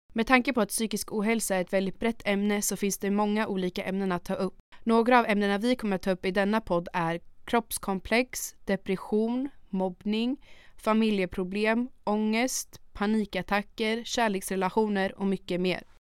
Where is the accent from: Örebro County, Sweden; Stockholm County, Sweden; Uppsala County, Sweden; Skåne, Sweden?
Örebro County, Sweden; Örebro; also born or lived in Switzerland; Jag föddes i Schweiz och jag bodde där tills jag var sju då jag flyttade hit med mina föräldrar